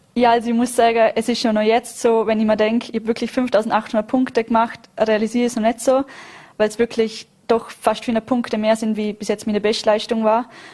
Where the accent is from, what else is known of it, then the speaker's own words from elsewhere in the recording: Vorarlberg, Austria; als Vorarlbergerin